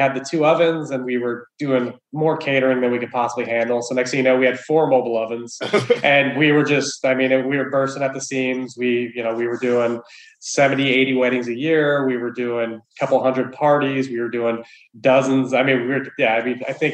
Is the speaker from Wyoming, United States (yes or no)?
yes; Wyoming, United States; I grew up in Wyoming of all places